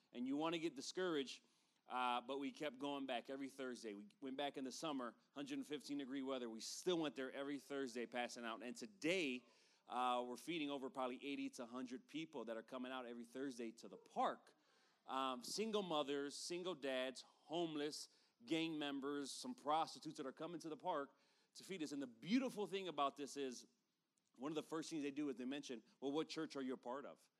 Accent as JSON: {"language": "English", "town": "Chicago", "region": "Illinois", "country": "United States", "tie": "born or raised there", "moved": "yes", "lives_now": "East Valley, Phoenix area, United States", "said": "we come from Chicago, I was born and raised there."}